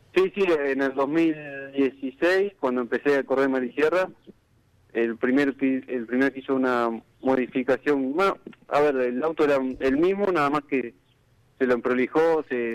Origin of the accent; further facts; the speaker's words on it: General La Madrid, Buenos Aires Province, Argentina; now in Necochea, Argentina; soy de General a Madrid, en, este momento estoy viviendo en Necochea